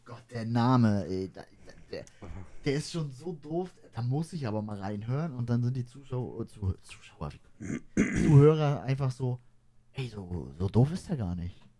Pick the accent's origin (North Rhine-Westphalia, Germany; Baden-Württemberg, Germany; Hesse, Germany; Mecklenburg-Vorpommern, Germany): Mecklenburg-Vorpommern, Germany; wir kommen aus Mecklenburg-Vorpommern